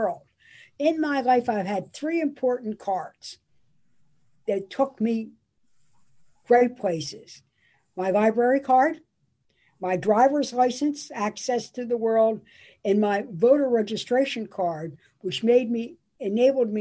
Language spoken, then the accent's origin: English; Baltimore, Maryland, United States; Growing up in Highland Town, we had only the branch in Canton